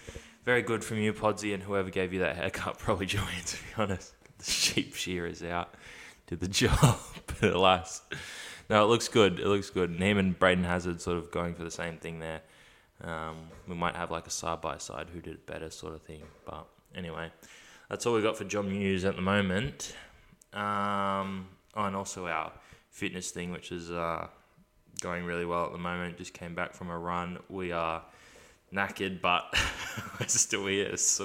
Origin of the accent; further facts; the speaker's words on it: India; even though I wear them everywhere because I'm Indian.